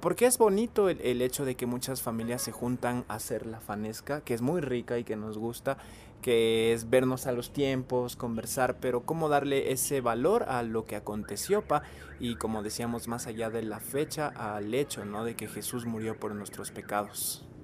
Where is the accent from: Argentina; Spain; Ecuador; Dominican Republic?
Ecuador; also born or lived in Mexico City, Mexico; nací en Ciudad de México, pero he vivido desde muy pequeño aquí en Ecuador.